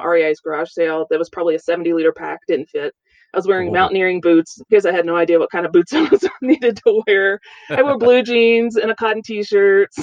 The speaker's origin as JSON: {"language": "English", "region": "East Coast", "country": "United States", "tie": "born or raised there", "also_born_or_lived": "Seattle", "moved": "as an adult", "said": "I grew up on the East Coast"}